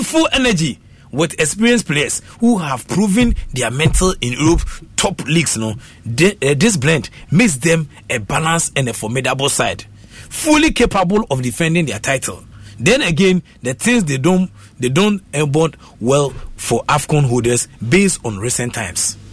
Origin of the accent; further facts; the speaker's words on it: Koforidua, Eastern Region, Ghana; we are from Kofodia